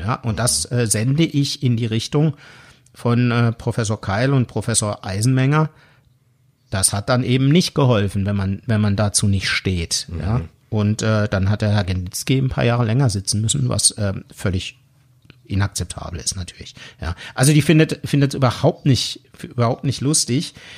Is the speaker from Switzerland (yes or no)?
yes; Switzerland; accent: Swiss German; dann bin ich immer mehr ins Schweizerdeutsch oh abgerutscht